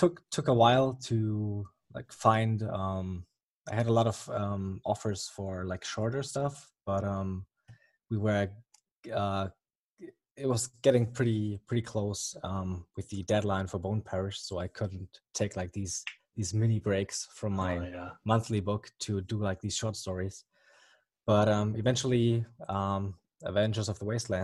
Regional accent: Germany; accent: German; English is a second language; as you may or may not hear from the accent, I'm from Germany

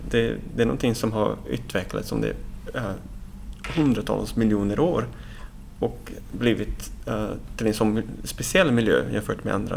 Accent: Brazil; now in Sweden; jag är själv från Brasilien så att jag är uppvuxen i det här fantastiska regnskogen som finns på Atlantkusten

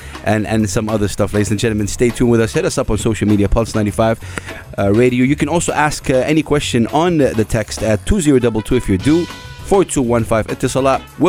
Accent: Saudi Arabia; I'm from Saudi Arabia.

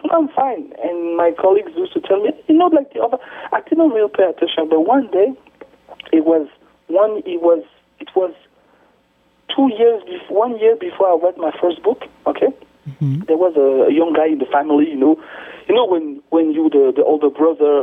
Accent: France; also born or lived in Kinshasa, Democratic Republic of the Congo; I was in Kinshasa, but I grew up in France.

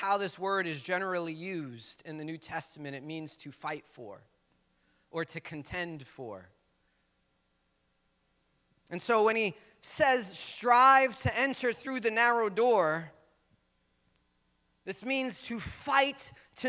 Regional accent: United States; We in Sunset right now. I grew up in Sunset most of my days

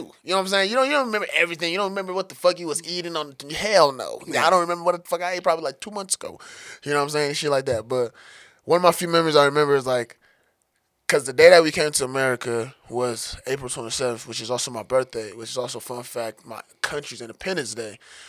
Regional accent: Denver, Colorado, United States; also born or lived in Togo; I came here when I was pretty young. I spent most of my life in about like kind of far off a little bit off of Denver, far northeast, you know what I'm saying, Montbello, Green Valley area.

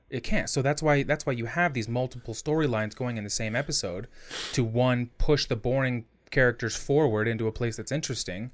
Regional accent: United States; I'm an American

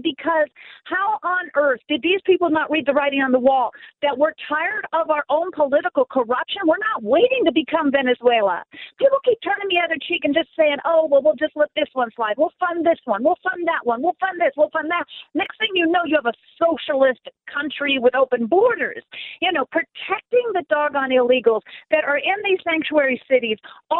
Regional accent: California, United States; moved away; I'm a Californian.

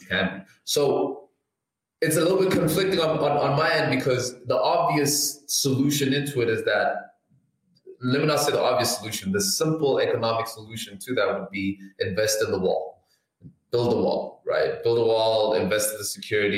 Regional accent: South Africa; sitting here as a South African

